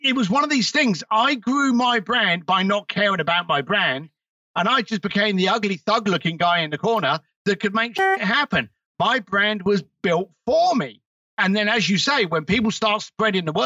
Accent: United Kingdom

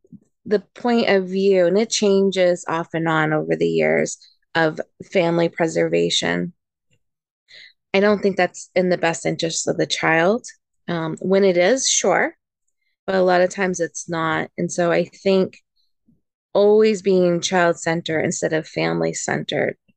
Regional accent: United States; moved away; also born or lived in Japan; as an American social worker, I've done plenty of home studies

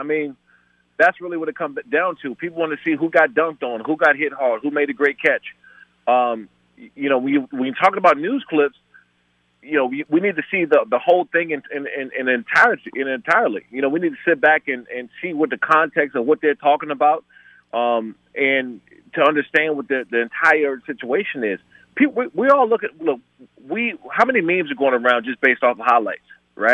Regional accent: Maryland, United States; I grew up in PG County, in Maryland.

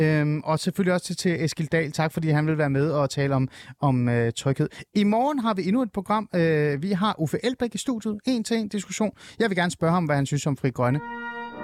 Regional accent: Iran; now in Denmark; jeg er jo iraner

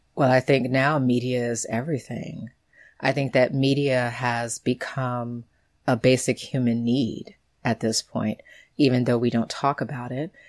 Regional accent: United States; growing up in the United States

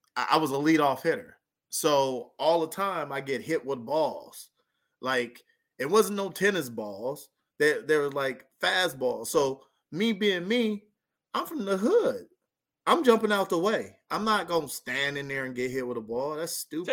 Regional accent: near Lancaster, Palmdale, California, United States; moved away as an adult; also born or lived in South Dakota; right by my hometown

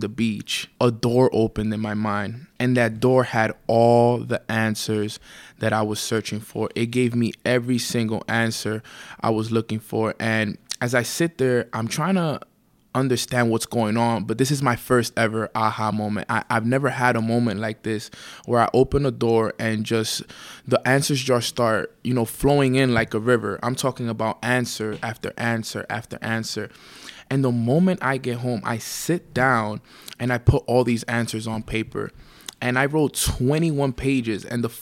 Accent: New York City, New York, United States; born and raised in Washington Heights, New York

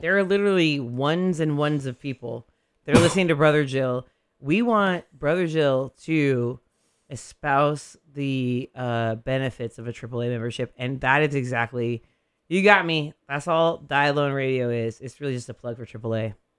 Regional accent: Modesto, California, United States; moved away; I'm still from Modesto

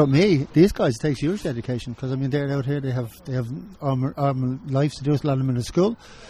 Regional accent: Clondalkin, Leinster, Ireland; I'm from Clondalkin and I'm retired.

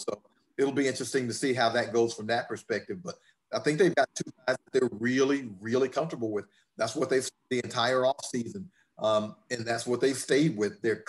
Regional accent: Georgia, United States; I'm born and raised in Georgia

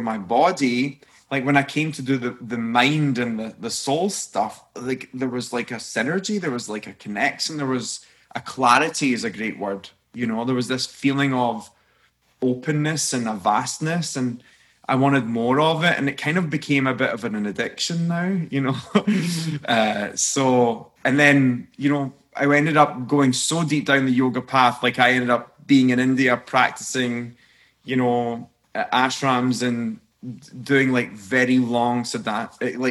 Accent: Scotland, United Kingdom; I'm a Scotsman

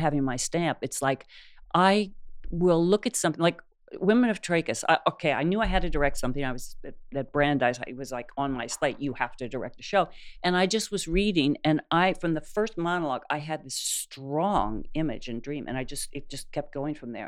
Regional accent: New York, United States; moved away; I was a transplant from New York

